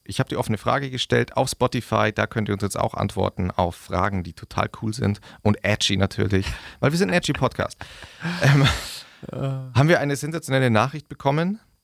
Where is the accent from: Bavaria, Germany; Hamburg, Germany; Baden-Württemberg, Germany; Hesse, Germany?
Bavaria, Germany; Augsburg; wo ich herkomme und ich sage aus Augsburg